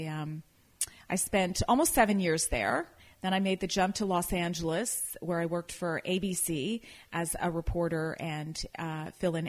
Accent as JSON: {"language": "English", "town": "Toronto", "region": "Ontario", "country": "Canada", "tie": "born or raised there", "also_born_or_lived": "Calgary / Edmonton / Seattle", "moved": "as an adult", "lives_now": "Napa Valley, United States", "said": "I was born and raised in Canada, in the Toronto area"}